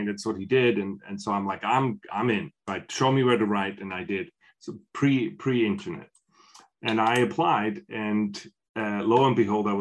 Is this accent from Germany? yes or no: no; Switzerland; I'm from Switzerland. I'm from a small village in Switzerland